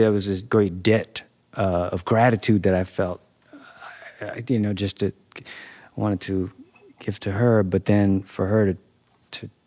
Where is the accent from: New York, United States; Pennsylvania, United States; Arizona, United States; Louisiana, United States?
Louisiana, United States; Shreveport; I used to play with in my hometown, Shreveport